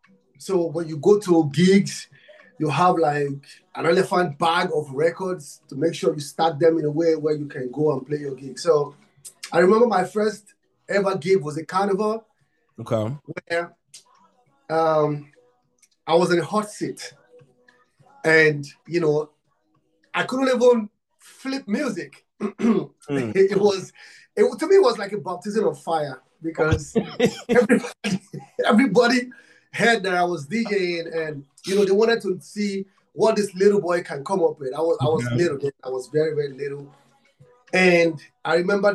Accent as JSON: {"language": "English", "country": "Nigeria", "said": "I'm from Africa, Nigeria. I'm from Nigeria"}